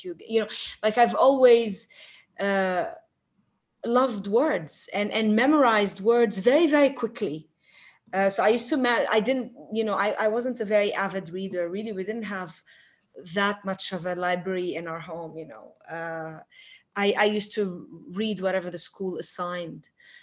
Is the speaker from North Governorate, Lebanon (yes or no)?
yes; Tripoli, North Governorate, Lebanon; I grew up in Tripoli, an old street